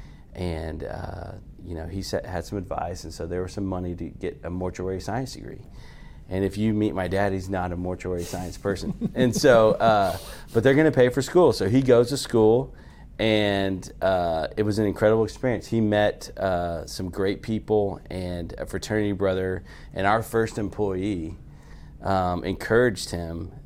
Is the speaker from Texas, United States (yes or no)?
yes; Carrollton, Texas, United States; I grew up in Carrollton